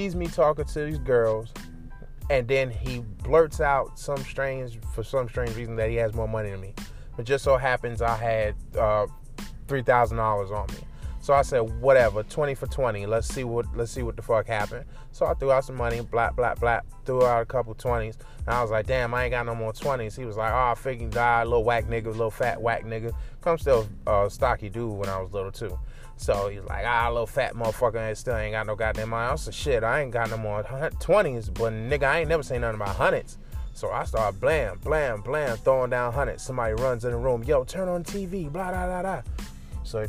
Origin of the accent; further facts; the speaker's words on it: New York, United States; now in the American South, United States; I am a New Yorker. But in my blood, I'm a New Yorker